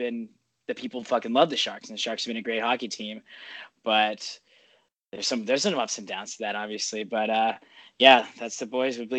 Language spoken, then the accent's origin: English; San Francisco, California, United States; I was born and raised in San Francisco, where there was not a big hockey culture, especially in the 90s.